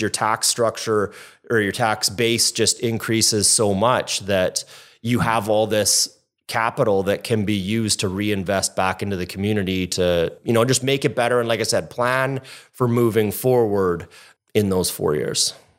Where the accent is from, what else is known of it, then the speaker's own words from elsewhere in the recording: Kitimat, British Columbia, Canada; also born or lived in Edmonton; I moved to Kitimat when I was four from Edmonton